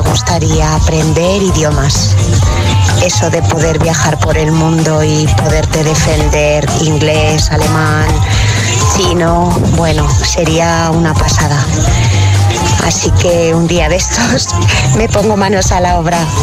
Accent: Aragon, Spain; Aquí vuestra …

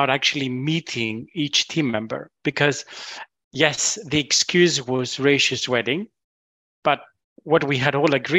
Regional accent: Greece; now in United Kingdom; I'm originally from Greece

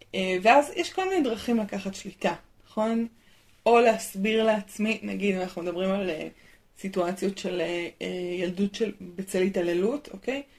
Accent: Israel

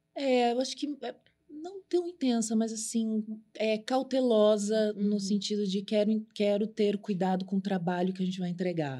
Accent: São Paulo, Brazil; also born or lived in Suzano; eu vim da Zona Leste

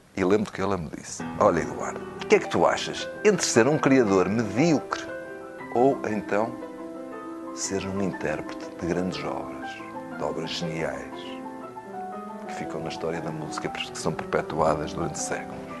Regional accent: São João da Madeira, Aveiro District, Portugal; Eu não sou do Porto, não sou de uma grande cidade, eu sou de, de São João da Madeira

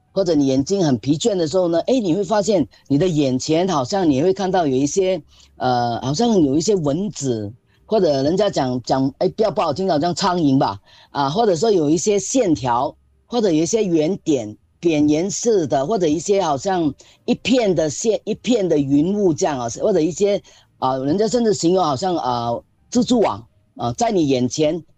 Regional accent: Singapore; 我们新加坡人

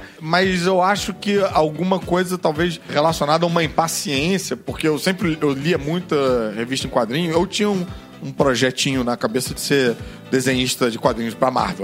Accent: Rio de Janeiro, Brazil; eu que vivi a vida inteira no Leblon

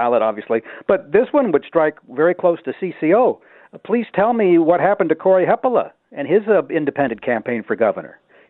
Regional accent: Duluth, Minnesota, United States; moved away; Six Below in Duluth, where I am, my hometown.

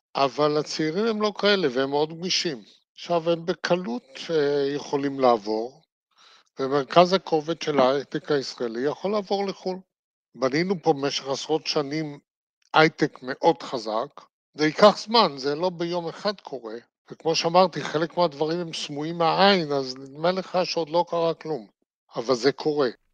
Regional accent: Israel; אני נולדתי בארץ, חייתי בארץ, אני אמות בארץ

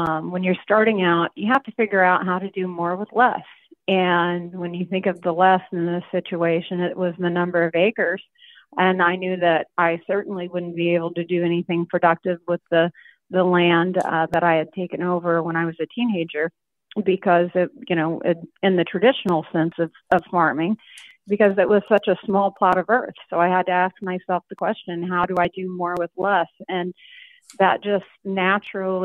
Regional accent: southern Illinois, United States; what that was like growing up in southern Illinois

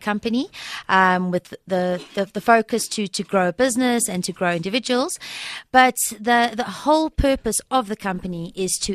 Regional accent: Germiston, Gauteng, South Africa; also born or lived in Volksrust; So I was born in Volcom, but I was raised in Germiston, And so I went to high school in Primrose as well

